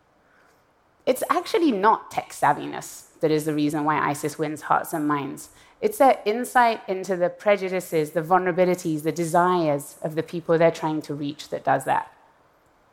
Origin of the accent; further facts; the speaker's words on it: Iran; moved away; I was born in Iran and I left in the aftermath of a violent revolution.